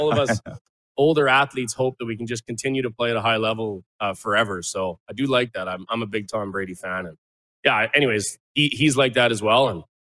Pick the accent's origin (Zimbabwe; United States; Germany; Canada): Canada; Chestermere, Alberta; my hometown here, Chestermere, Alberta. Outside of Calgary